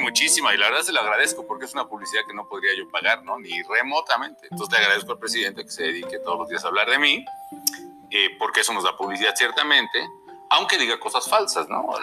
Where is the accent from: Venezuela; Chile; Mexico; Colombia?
Mexico; yo creo que soy una persona, mexicana mexicano que siempre ha estado bajo ataque